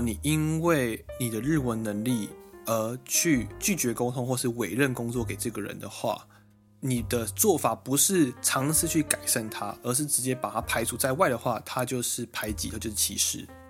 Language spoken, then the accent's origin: Chinese; Taiwan; now in Japan; 我们是两位台湾人在日本工作